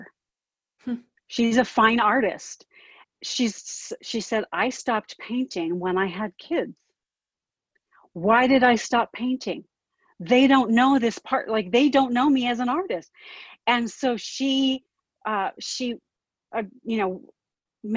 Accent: Southern California, United States; moved away; I grew up in Southern California

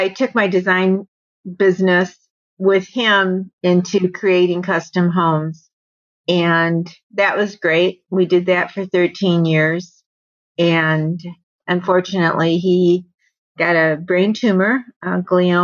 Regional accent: Michigan, United States; moved away as an adult; now in Arizona, United States; I'm originally from Michigan

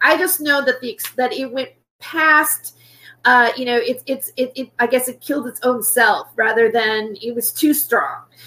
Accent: United States; I am an American

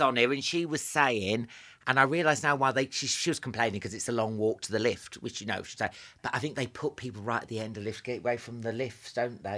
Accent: Northampton, East Midlands, United Kingdom; I grew up in Northampton

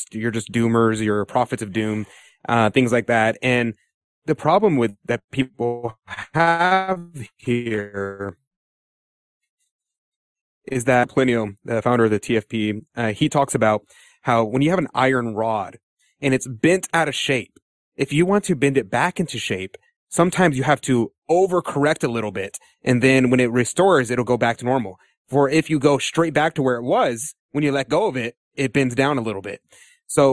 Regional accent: United States; I'm an American

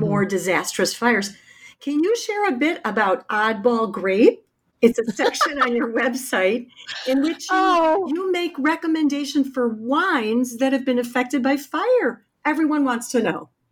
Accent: Chicago, Illinois, United States; my hometown of Chicago

